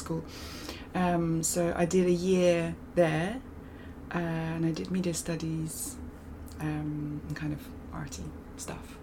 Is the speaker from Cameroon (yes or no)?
no; Moscow, Russia; moved away as an adult; also born or lived in California, United States / United Kingdom; I grew up primarily in Moscow